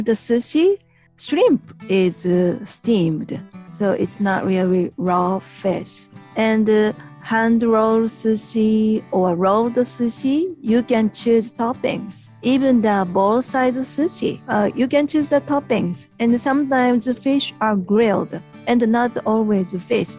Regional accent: Japan; from Japan

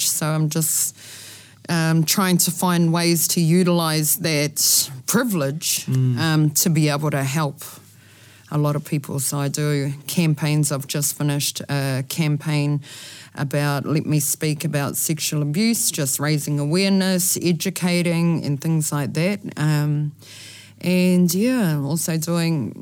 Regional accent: Ahipara, Northland, New Zealand; I'm from Ahipara.

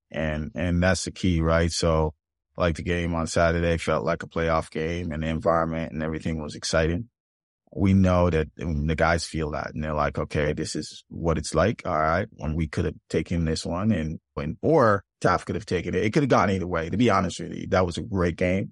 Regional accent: Jamaica; born or raised there; moved away as an adult; now in United States

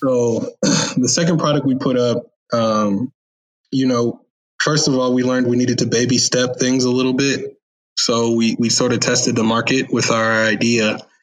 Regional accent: Chicago, Illinois, United States; moved away as an adult; also born or lived in San Diego; now in Austin, United States; am originally from Chicago

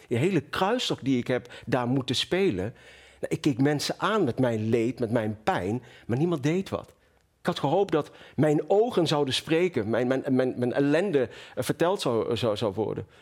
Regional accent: Venlo, Limburg, Netherlands; also born or lived in Marrakesh, Morocco; In het mooie Marrakesh. En eh, op mijn eh, derde levensjaar zijn we naar Venlo verhuisd. Ja. In het zuiden van Nederland.

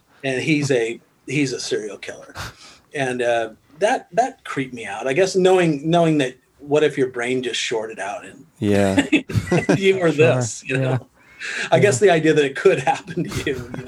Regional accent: Nebraska, United States; also born or lived in Los Angeles; now in Austin, United States; I grew up in Nebraska

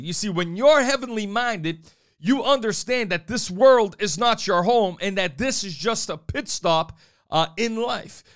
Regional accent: New Bedford, Massachusetts, United States; I was thirteen years old growing up on Gene Street in New Bedford, Massachusetts

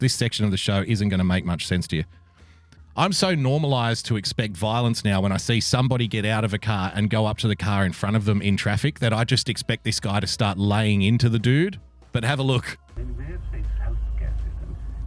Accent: Australia; I love being an Australian

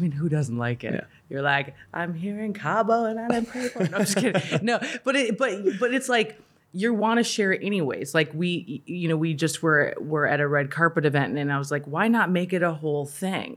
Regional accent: Minnesota, United States; I grew up in Minnesota

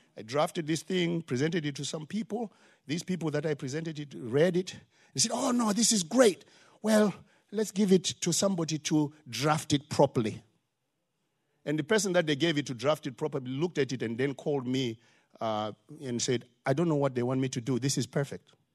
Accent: Zimbabwe; now in Charlotte, United States; Because I have an accent. I'm from Zimbabwe

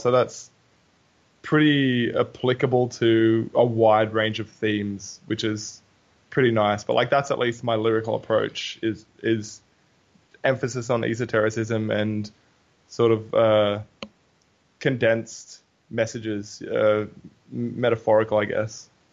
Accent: Newcastle, New South Wales, Australia; we're from Newey

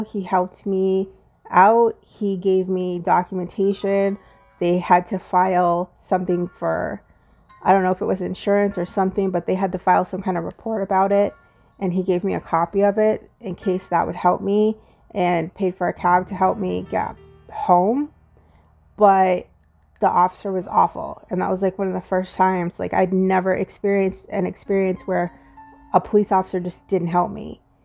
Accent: United States; as an African American woman

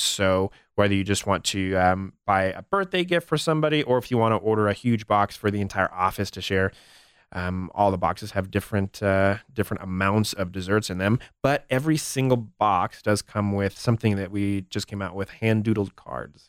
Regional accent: Albuquerque, New Mexico, United States; moved away as an adult; also born or lived in Los Angeles; now in Denver, United States; I grew up in Albuquerque

